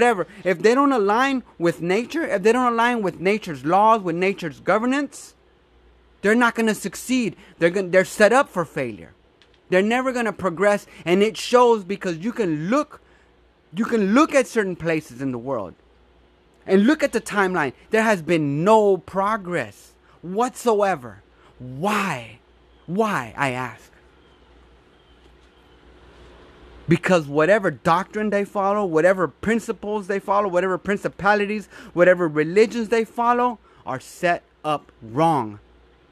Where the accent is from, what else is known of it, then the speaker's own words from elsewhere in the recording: United States; in America, it is in our DNA. We are cowboys